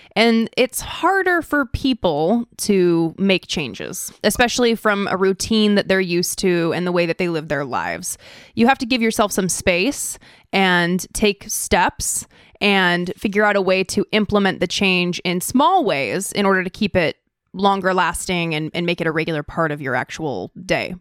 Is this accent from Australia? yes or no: no; Idaho, United States; now in California, United States; I am from Idaho